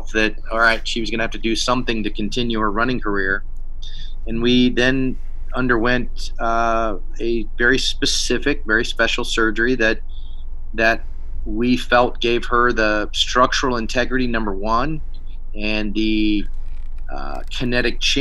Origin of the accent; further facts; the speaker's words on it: East Coast, United States; moved away; I grew up on the East Coast and didn't strap a pack on too often back when I was a kid